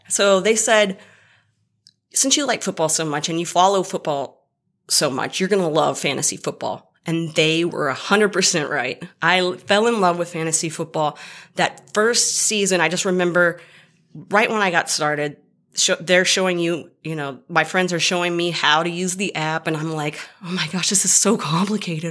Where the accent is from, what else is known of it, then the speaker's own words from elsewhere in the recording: Dallas, Texas, United States; I'm from the Dallas area